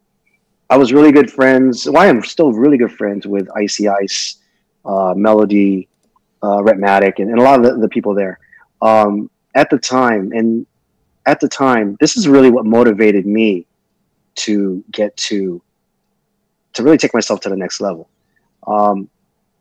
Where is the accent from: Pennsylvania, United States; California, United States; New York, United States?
California, United States; Long Beach; also born or lived in Annapolis, Maryland / Norfolk, Virginia / Jacksonville, Florida; I was 7 years old is when we came to Long Beach, California. So that's where I basically grew up